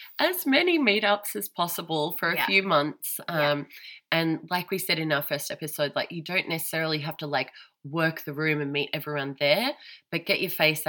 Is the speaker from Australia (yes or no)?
yes; Australia; now in Germany; I'm Australian